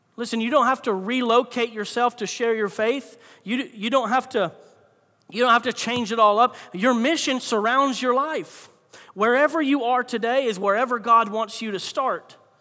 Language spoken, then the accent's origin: English; Florida, United States; I grew up in Florida